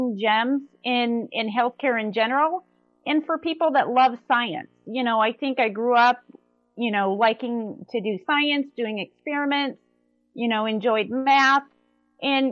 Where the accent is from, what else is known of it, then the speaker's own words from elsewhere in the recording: eastern South Dakota, United States; moved away as an adult; also born or lived in Bismarck, North Dakota / Omaha, Nebraska / Virginia; now in Lee's Summit, United States; I grew up on a dairy farm up in eastern South Dakota